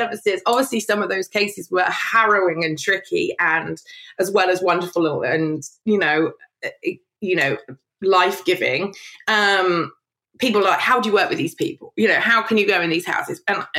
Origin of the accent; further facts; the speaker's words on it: London, United Kingdom; born there; also born or lived in Evesham / Worcester / Kidderminster; So I was born in London, then we moved in London, then I moved to Evesham, and then I moved to Worcester, then I moved to Kidderminster.